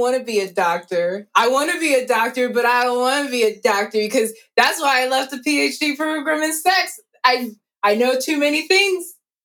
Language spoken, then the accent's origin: English; the South, United States; also born or lived in Florida; I grew up in the South